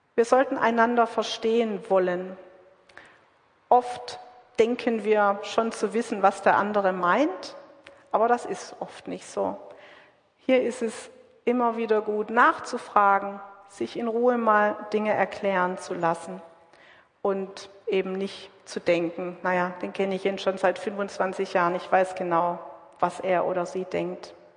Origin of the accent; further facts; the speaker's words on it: Southern Germany, Germany; now in Witten, Germany; Ich zum Beispiel bin aus Süddeutschland